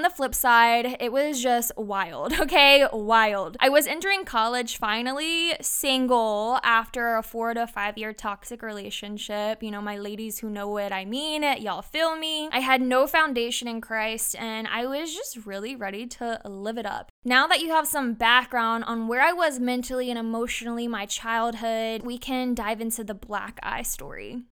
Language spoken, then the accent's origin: English; Brandon, Mississippi, United States; moved away as an adult; also born or lived in San Diego, California; now in Sumter, United States; I'm from Brandon, Mississippi. And now you can find me in Sumter, South Carolina